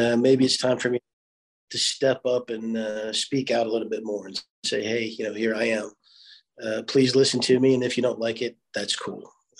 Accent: Charleston, West Virginia, United States; also born or lived in Webville, Kentucky; I was born in Charleston, West Virginia. The family, we would go backwards and forth every weekend from Charleston to Webville.

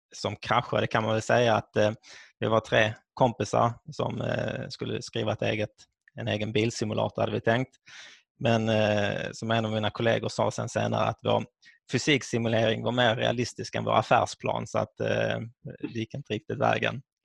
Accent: Skåne, Sweden; Mina föräldrar är från Finland men jag är född och uppvuxen i Skåne.

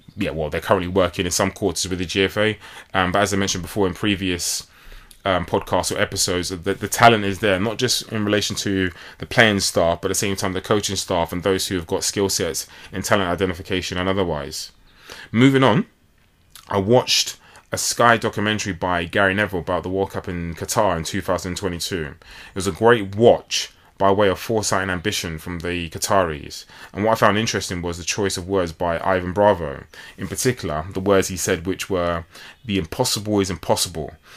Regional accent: London, United Kingdom; I was born here in London

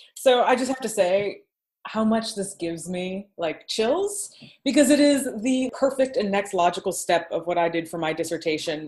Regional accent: Michigan, United States; Malika and I are both Michiganders

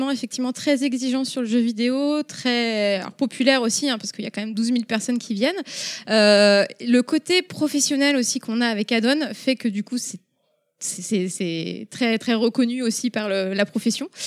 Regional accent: Rennes, Brittany, France; now in Paris, France; je suis rennaise euh, de base.

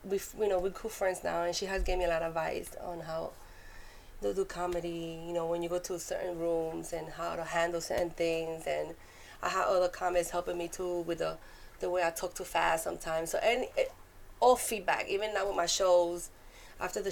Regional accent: New York City, New York, United States; accent: Puerto Rican Bronx; moved away as an adult; now in Georgia, United States; I'm Puerto Rican, I'm from New York, so now I got the Puerto Rican Bronx accent

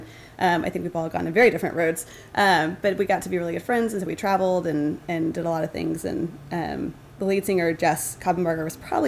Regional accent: Jackson, Mississippi, United States; I am from Jackson, Mississippi.

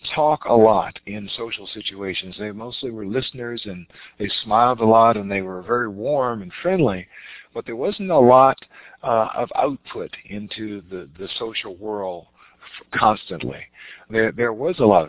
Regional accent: Richmond, Virginia, United States; we grew up in the South in Richmond, Virginia

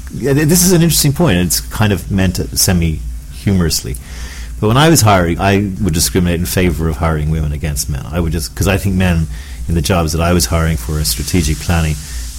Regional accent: Ireland; As an Irishman

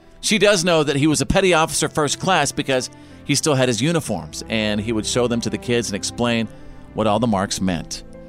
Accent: Bowie, Texas, United States; our weekends in Bowie, Texas, USA, that's my hometown in North

